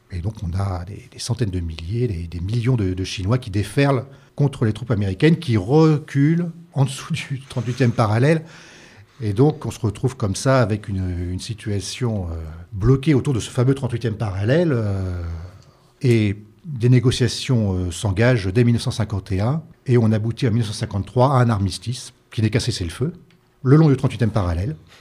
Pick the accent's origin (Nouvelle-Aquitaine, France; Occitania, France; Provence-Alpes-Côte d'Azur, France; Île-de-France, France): Île-de-France, France; Paris; je, suis parisien